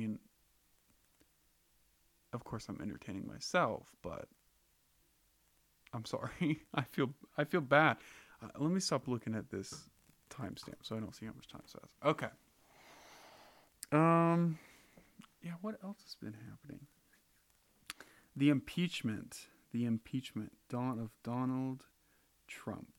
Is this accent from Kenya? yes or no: no; United States; I drew the fucking lottery to be born in America